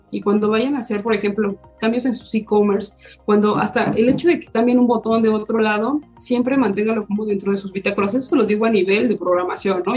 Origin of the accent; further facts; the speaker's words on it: Mexico; nuestro objetivo es apoyarnos como mexicanos